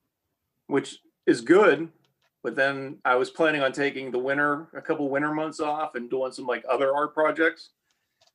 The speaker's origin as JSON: {"language": "English", "region": "Ohio", "country": "United States", "tie": "born or raised there", "moved": "yes", "lives_now": "the South, United States", "said": "Growing up in Ohio, we had the Amish"}